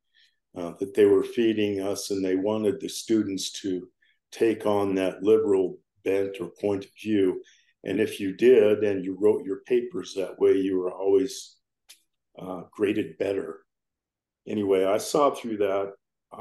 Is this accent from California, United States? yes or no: no; Colorado, United States; now in Hurricane, United States; I was born in Colorado. I'm a Rocky Mountain boy.